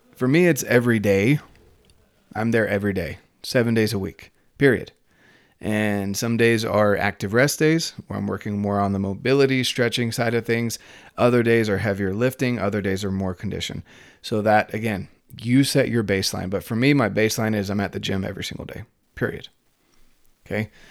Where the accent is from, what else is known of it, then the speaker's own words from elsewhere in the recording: North Carolina, United States; moved away; I'm from North Carolina